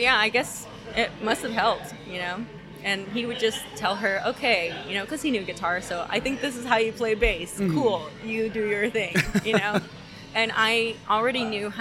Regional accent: Ontario, California, United States; also born or lived in Covina, California; we moved from Covina to Ontario

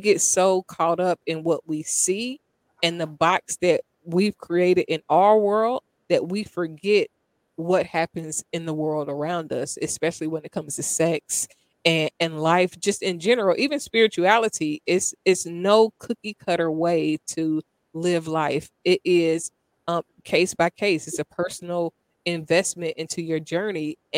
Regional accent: Dayton, Ohio, United States; I grew up in Dayton, Ohio

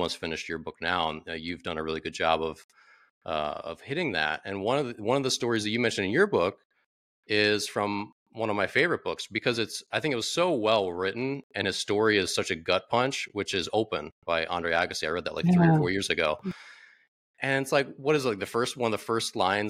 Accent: Maryland, United States; now in Washington, DC, United States; I'm from Maryland originally, but not the DC area, but now I live in Washington, DC

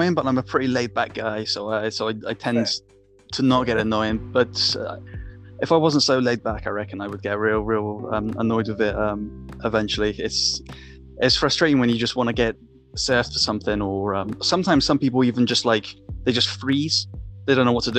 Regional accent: United Kingdom; accent: British; moved away as an adult; now in North Carolina, United States; as a British person

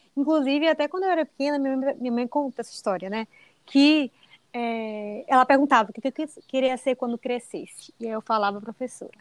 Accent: Bahia, Brazil; also born or lived in United States; só que eu sou da Bahia

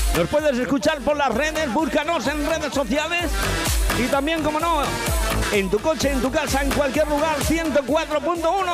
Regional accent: Pedro Muñoz, Castilla-La Mancha, Spain; now in Benidorm, Spain; esa gente de Pedro Muñoz, de mi pueblo, en Ciudad Real.

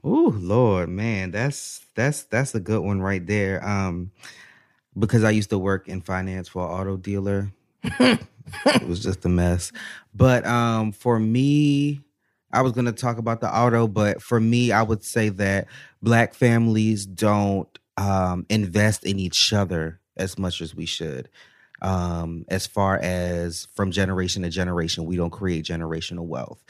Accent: United States; moved away as an adult; also born or lived in Baltimore, Maryland; now in Atlanta, United States; I'm originally from the DMV area, so DC, Maryland area

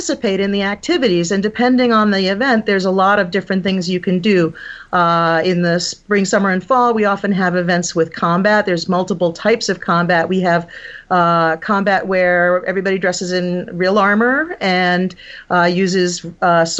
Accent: Massachusetts, United States; also born or lived in Buffalo / New Hampshire; now in Pittsburgh, United States; the town that I grew up in Massachusetts

